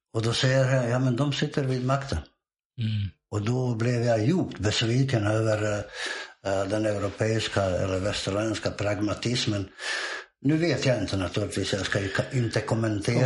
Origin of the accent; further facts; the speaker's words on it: Bosnia & Herzegovina; Swedish is a second language; moved away as an adult; also born or lived in Montenegro; now in Sweden; Det att jag är född i Bosnien är ju bara en slump. Jag föddes bara i Bosnien.